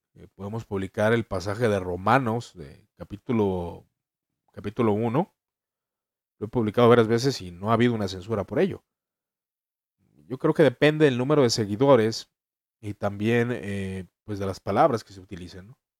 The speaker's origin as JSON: {"language": "Spanish", "country": "Mexico", "said": "En mi país México"}